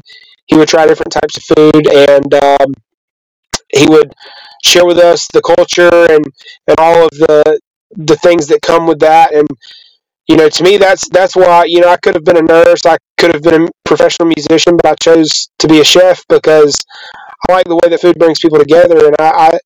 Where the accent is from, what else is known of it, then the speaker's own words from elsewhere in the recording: the South, United States; I grew up believing in the South that men don't cry